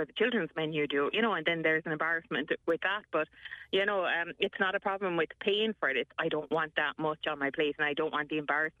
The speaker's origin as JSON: {"language": "English", "country": "Ireland", "said": "it's probably in our nature as Irish people"}